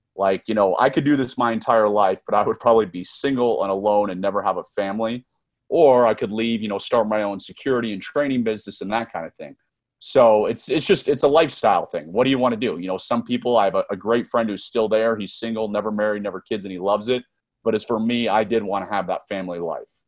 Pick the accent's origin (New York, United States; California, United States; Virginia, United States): Virginia, United States; Northern; I was born and raised in Northern Virginia, just a few miles outside of Washington, D C